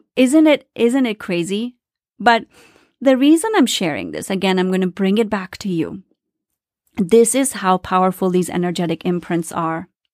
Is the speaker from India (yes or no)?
yes; India; I grew up in India, very traditional family